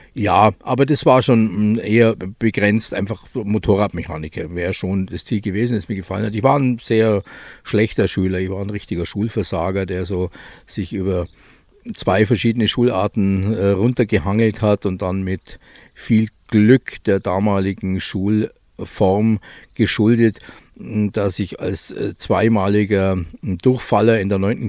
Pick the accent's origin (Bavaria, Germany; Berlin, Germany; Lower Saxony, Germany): Bavaria, Germany; Füssen; also born or lived in Eschach; ich bin äh, aufgewachsen in Füssen